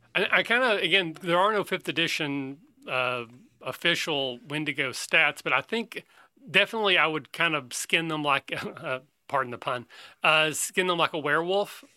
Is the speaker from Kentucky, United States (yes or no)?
yes; Kentucky, United States; I'm from Kentucky